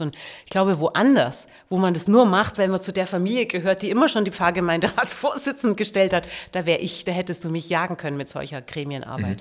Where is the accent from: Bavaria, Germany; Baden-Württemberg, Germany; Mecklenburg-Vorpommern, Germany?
Bavaria, Germany; Augsburg; moved away as an adult; also born or lived in Braunschweig; now in Berlin, Germany; ich komme aus Bayern, da bin ich geboren